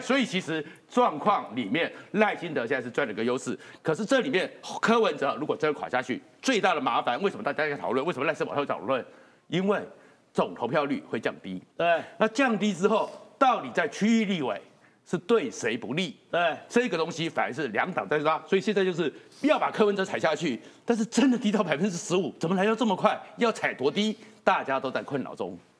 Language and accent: Chinese; Taiwan; 我是眷村长大的